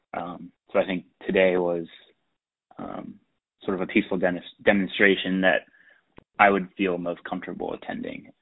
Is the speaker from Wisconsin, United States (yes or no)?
no; Pittsburgh, Pennsylvania, United States; moved away as an adult; also born or lived in Philadelphia; I was originally from Pittsburgh